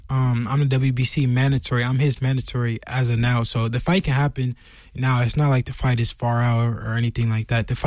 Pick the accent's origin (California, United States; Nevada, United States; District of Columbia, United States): Nevada, United States; Las Vegas; also born or lived in San Francisco; growing up in Vegas